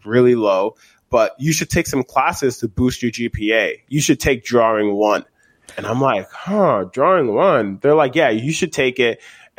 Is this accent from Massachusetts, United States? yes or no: yes; Lowell, Massachusetts, United States; also born or lived in Liberia; I grew up in Lowell, Massachusetts